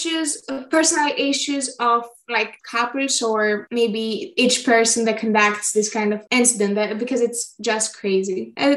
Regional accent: Athens, Attica, Greece; I am 16 years old and I am from Athens, Greece.

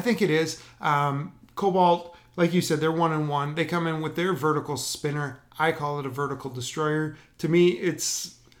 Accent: Wisconsin, United States; growing up in Wisconsin as a Packer fan

